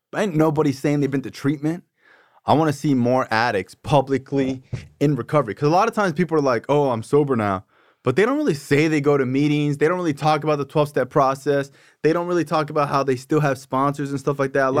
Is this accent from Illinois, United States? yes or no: no; Davie, Florida, United States; I'm from Davie